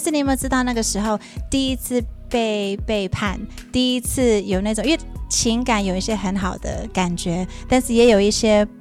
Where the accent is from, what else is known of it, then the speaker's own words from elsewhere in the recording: Virginia, United States; moved away as an adult; also born or lived in New York; now in Taiwan; 我在纽约出生，嗯。然后我在 Virginia 长大，嗯。然后我十八岁来台湾